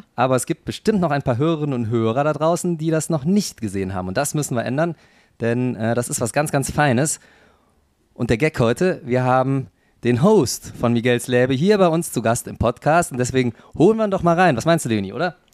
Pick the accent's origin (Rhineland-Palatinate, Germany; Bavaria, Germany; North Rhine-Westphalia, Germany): North Rhine-Westphalia, Germany; Cologne; accent: Kölsch; ich bin ja gebürtiger Kölner, das bei mir das Kölsche, was noch mitschwingt